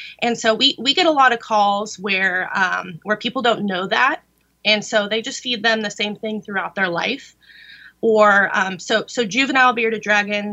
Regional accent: California, United States; born or raised there

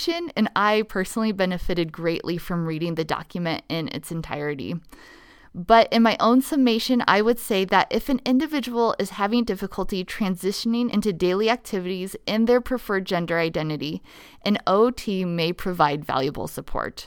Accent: Nebraska, United States; my home state of Nebraska

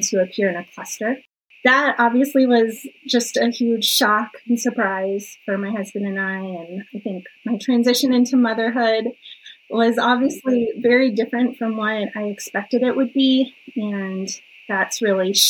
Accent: Colorado, United States; moved away; So I was born and raised in a small town in Colorado, and we actually just moved back to my hometown

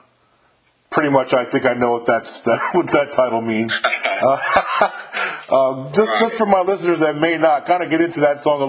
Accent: New York, United States; moved away; I'm from New York originally

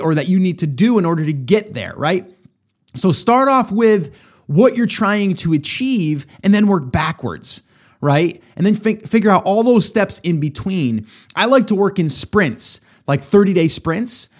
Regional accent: upstate New York, United States; moved away as an adult; now in South Carolina, United States; I'm upstate New York. I was. I'm in South Carolina now. Loving it, by the way. But uh, love New York too. Grew up there for over 40 years.

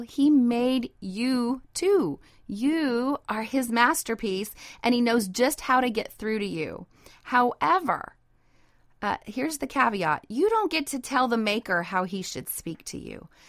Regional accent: Idaho, United States; moved away; also born or lived in North Dakota; I was raised in Idaho

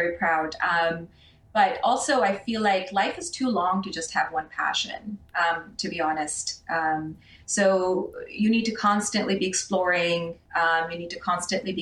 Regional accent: Pakistan; moved away; when I was a kid growing up in Pakistan

